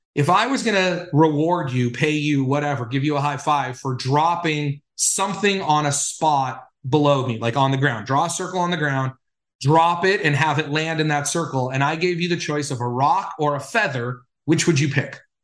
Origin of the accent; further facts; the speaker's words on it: Los Angeles, California, United States; when I was growing up in Los Angeles